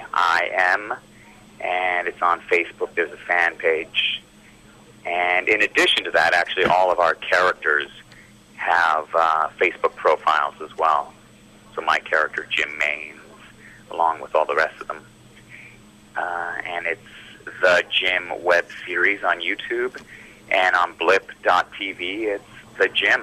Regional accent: Vancouver, British Columbia, Canada; We have a lot of Canadian fans, obviously, being that we're from Vancouver

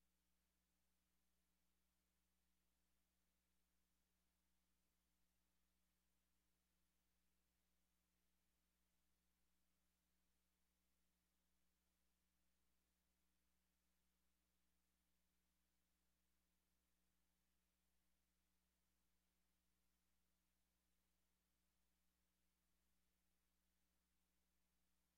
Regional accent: Argentina; now in Vancouver, Canada; I'm actually from Argentina

